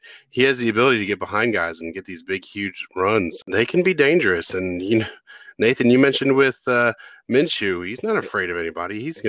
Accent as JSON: {"language": "English", "region": "Pennsylvania", "country": "United States", "tie": "born or raised there", "said": "growing up in Pennsylvania and, you know, having Philadelphia fans everywhere"}